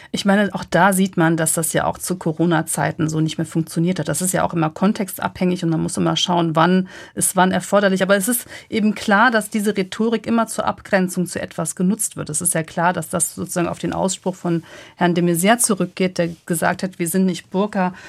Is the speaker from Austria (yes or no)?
no; Cologne, North Rhine-Westphalia, Germany; fühle ich mich als Kölnerin und würde sagen, das ist meine Heimat